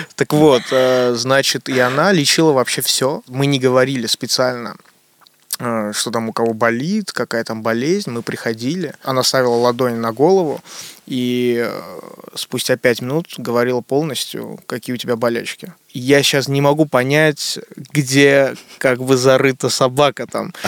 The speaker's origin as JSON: {"language": "Russian", "region": "Moscow", "country": "Russia", "tie": "born or raised there", "also_born_or_lived": "Armenia", "said": "Я родился, но вырос здесь, в Москве. Но каждое лето я еду в Армению, там у меня огромное количество родственников"}